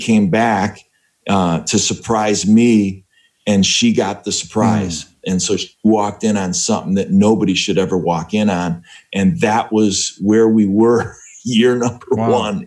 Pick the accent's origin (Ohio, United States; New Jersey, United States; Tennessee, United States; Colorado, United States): Ohio, United States; Northeastern; moved away as an adult; also born or lived in Cleveland / Chicago; We grew up in Northeastern Ohio